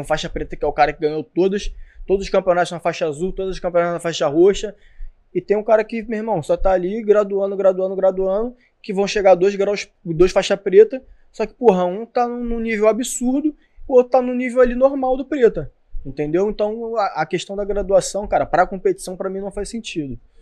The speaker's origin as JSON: {"language": "Portuguese", "region": "Rio de Janeiro", "country": "Brazil", "tie": "born or raised there", "said": "sou que é de São Cristóvão, que é da Barreira do Vasco."}